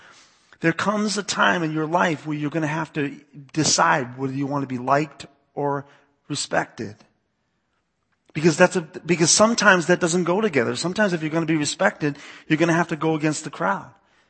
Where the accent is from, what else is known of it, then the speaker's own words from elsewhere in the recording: East Coast, United States; I grew up in the East Coast, so part of me is like, "Oh, really? They're calling you gay? Get the shovel. We'll take care of this."